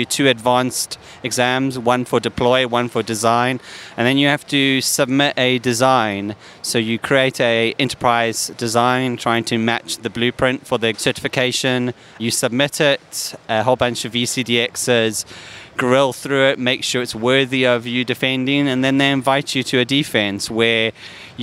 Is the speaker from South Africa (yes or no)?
yes; South Africa; now in England, United Kingdom; I do live in England, but I'm originally from South Africa